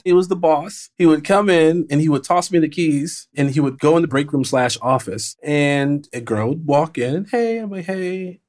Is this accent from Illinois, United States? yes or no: yes; Chicago, Illinois, United States; I was raised in the South Side of Chicago, then I moved to the Burbs